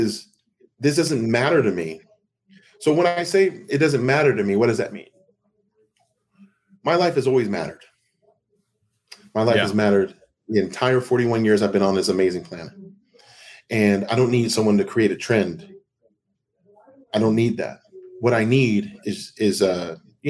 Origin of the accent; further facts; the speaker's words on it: Seattle, Washington, United States; moved away; I'm from Seattle